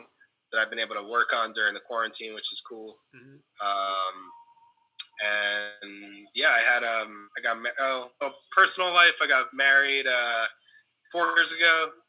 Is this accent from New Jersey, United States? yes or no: no; Baltimore, Maryland, United States; moved away as an adult; also born or lived in Elkins Park, Pennsylvania / Israel; now in Philadelphia, United States; am 34 years old. I live in Philadelphia, Pennsylvania. I was born in Elkins Park, and then when I was about 5 years old, we moved to Baltimore. Okay. I actually grew up in a very strict Orthodox Jewish community, which I then left at about 18. Went to Israel for a year, and then I moved to Philly.